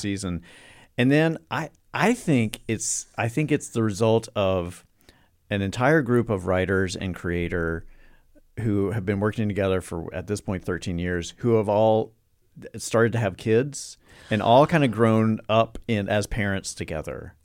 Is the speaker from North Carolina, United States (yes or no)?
yes; North Carolina, United States; I'm from North Carolina